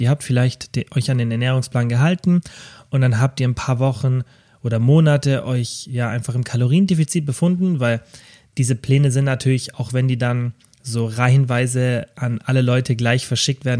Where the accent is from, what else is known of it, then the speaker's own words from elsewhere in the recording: Kempten, Bavaria, Germany; in meiner Heimatstadt Kempten